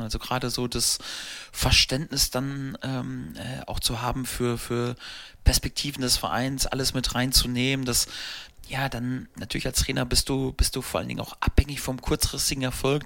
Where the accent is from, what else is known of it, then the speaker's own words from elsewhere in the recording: Steinhausen, North Rhine-Westphalia, Germany; also born or lived in Paderborn; Ein äh, kleiner Ort, wo ich, äh, wo ich aufgewachsen bin, wo mein Elternhaus äh, aus war und habe dann äh, die ersten Jahre im Jugendbereich da beim äh, SV Steinhausen verbracht